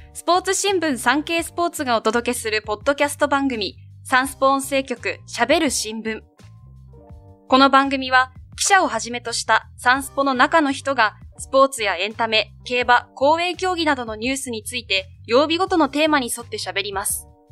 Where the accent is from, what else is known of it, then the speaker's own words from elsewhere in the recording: Kumamoto, Japan; 熊本県です。